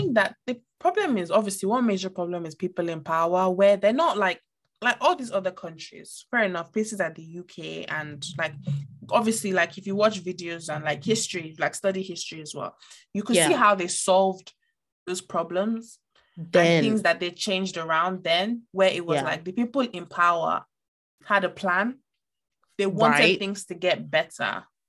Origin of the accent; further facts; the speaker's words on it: Niger; see, I grew up in Niger for a good amount of time